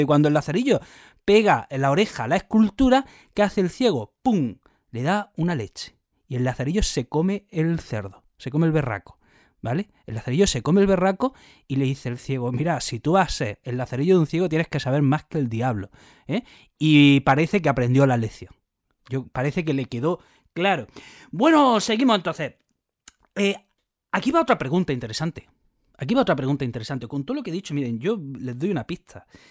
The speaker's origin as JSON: {"language": "Spanish", "town": "Jaén", "region": "Andalusia", "country": "Spain", "moved": "yes", "lives_now": "Granada, Spain", "said": "ya saben que yo vivo en Granada, que soy de Jaén"}